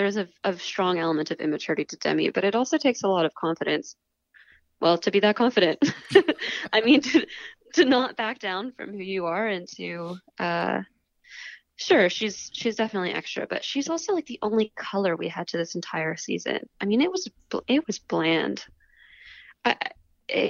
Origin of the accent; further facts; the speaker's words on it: the South, United States; I'm from the South